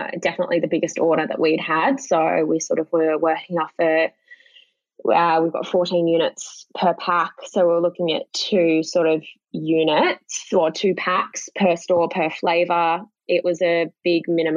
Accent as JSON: {"language": "English", "country": "Australia", "said": "I'm an Australian woman"}